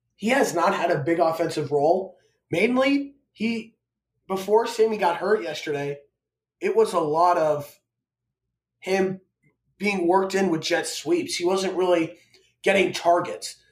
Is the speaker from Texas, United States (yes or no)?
no; Overland Park, Kansas, United States; moved away; also born or lived in Arizona; I am from Overland Park, Kansas, so I'm a diehard Chiefs and Royals fan